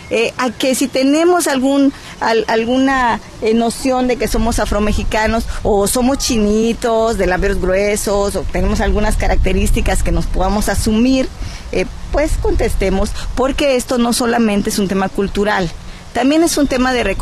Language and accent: Spanish; Tierra Caliente, Guerrero, Mexico; also born or lived in Huehuetán, Costa Chica, Guerrero; yo soy de dos partes. Yo nací en la Costa Chica, en Huehuetán. En un, yo soy afro, afromexicana, eh, pero crecí en la Tierra Caliente.